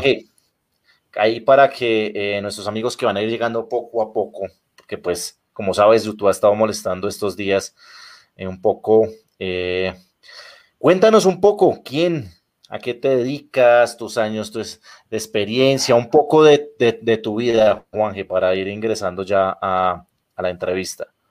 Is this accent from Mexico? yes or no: no; Colombia; mi país